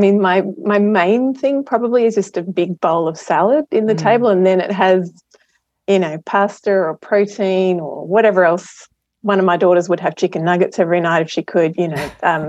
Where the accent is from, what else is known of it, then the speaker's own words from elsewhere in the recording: Adelaide, South Australia, Australia; So I'm an Adelaide girl. Fairly idyllic childhood. I grew up at Westlake, lots of swimming over summer and playing on the beach and camping and all that sort of good stuff